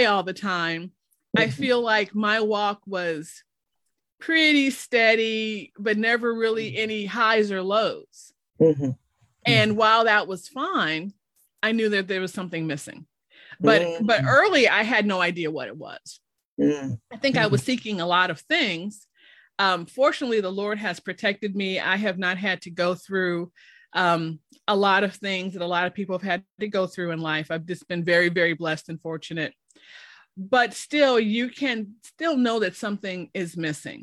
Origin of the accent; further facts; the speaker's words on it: Chicago, Illinois, United States; moved away as an adult; now in Oklahoma, United States; I'm originally from Chicago.